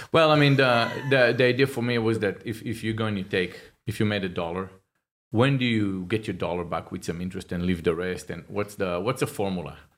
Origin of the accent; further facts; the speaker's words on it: Israel; now in United States; I'm from Israel